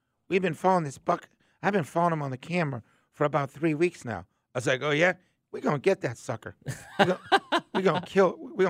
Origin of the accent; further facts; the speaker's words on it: Boston, Massachusetts, United States; now in Georgia, United States; I grew up in Boston